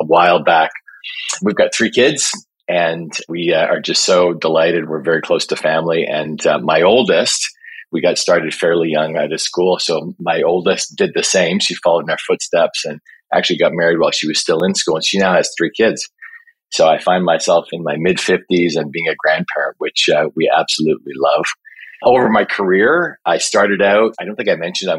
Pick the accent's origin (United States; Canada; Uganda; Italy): Canada; Toronto, Ontario; I was born and raised here in Toronto